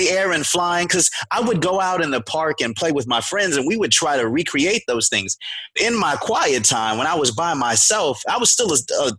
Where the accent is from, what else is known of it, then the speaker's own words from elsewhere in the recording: Beaumont, Texas, United States; born there; So I was born in Beaumont, Texas, you know, down at the swamp, right at the Texas Louisiana border.